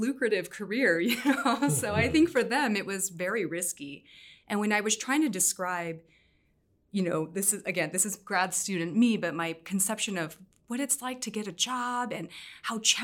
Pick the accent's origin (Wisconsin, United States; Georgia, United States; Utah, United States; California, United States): California, United States; growing up bicultural, I think, you know, on the one hand, of course, being American, but on the other hand, having this Vietnamese background